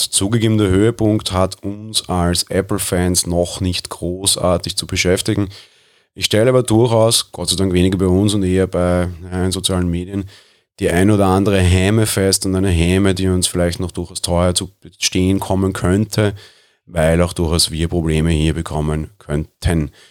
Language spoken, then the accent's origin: German; Austria; Ich bin Österreicher